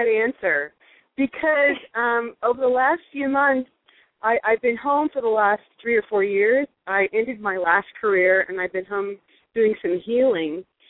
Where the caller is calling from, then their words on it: Texas, United States; I'm calling from Texas.